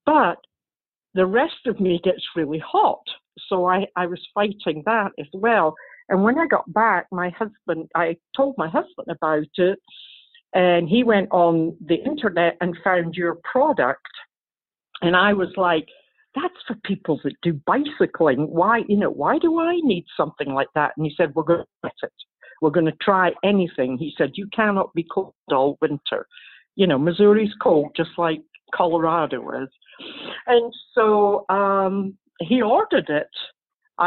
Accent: Scotland, United Kingdom; moved away; I'm from Scotland

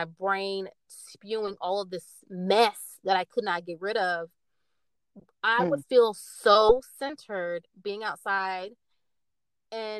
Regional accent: Tallahassee, Florida, United States; now in Orlando, United States; I was raised in Tallahassee. Elementary to high school, Tallahassee, Florida

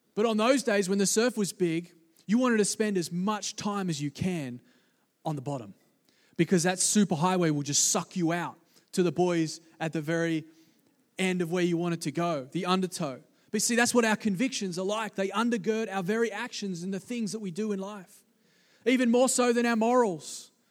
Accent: East Coast of Australia, Australia; growing up in the East Coast of Australia, on the beaches

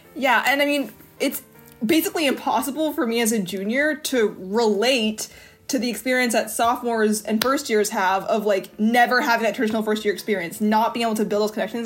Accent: Bowling Green, Kentucky, United States; I'm from Bowling Green, Kentucky

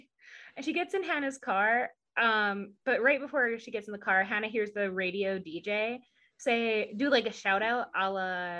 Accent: Southern United States, United States; accent: southern; You just heard my southern, like, when I get like frustrated or like worked up, my southern accent comes out and I am not proud of it.

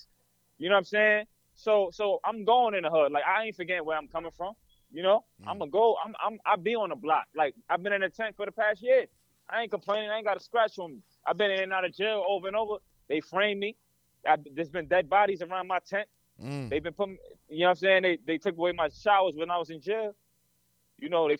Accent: New York City, New York, United States; moved away; also born or lived in California; growing up in Jamaica, Queens, and my people's being Jamaican

